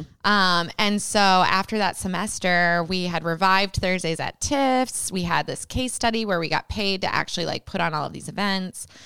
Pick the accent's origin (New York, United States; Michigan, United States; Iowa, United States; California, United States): Iowa, United States; Britt; I grew up in rural Iowa in a little town called Britt.